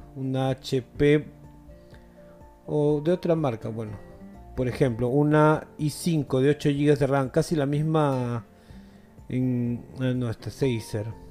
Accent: Peru; acá en mi país, en Perú

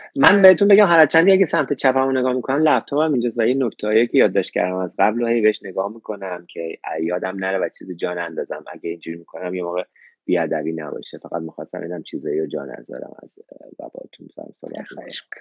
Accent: Iran; moved away as an adult; now in Australia; منم ده سال از ایران اومدم بیرون

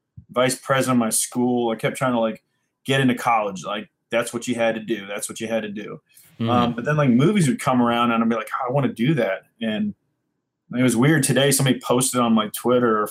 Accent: Puyallup, Washington, United States; also born or lived in LaGrange, Georgia; I was born in LaGrange, Georgia, and I moved to Seattle, actually Puyallup area, when I was about five

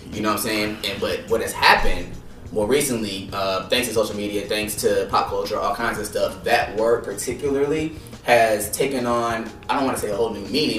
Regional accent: California, United States; growing up in California, you know, I grew up around Mexicans and Asians, like, in my neighborhood

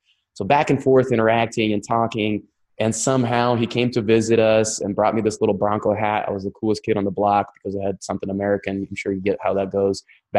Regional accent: Russia; accent: Russian; English is a second language; now in United States; But when I moved to the States and I didn't speak English and I had to learn, I'd make fun of me for speaking with a Russian accent.

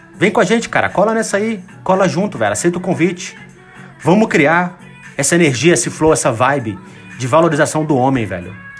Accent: Brazil; a grande maioria deles somos brasileiros

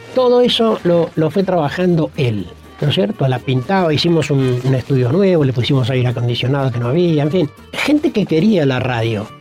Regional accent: Neuquén, Argentina; born or raised there

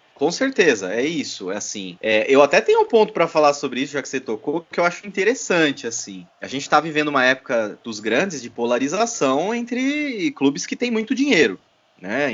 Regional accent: Votorantim, São Paulo, Brazil; um clube empresa lá da minha cidade natal

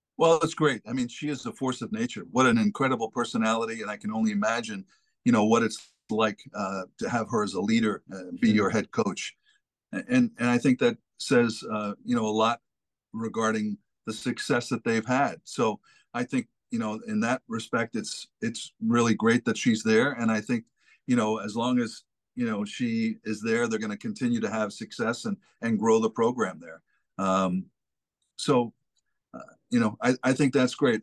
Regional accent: Massachusetts, United States; moved away as an adult; now in Rhode Island, United States; I grew up in Massachusetts

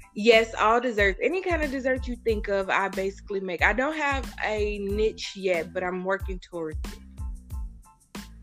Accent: Indianapolis, Indiana, United States; I grew up on the east side of Indianapolis my whole life

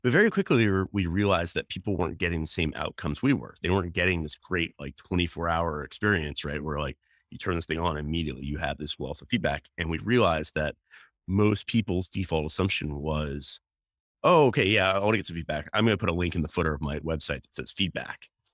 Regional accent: North Carolina, United States; moved away; I grew up in North Carolina, which is actually where I am today

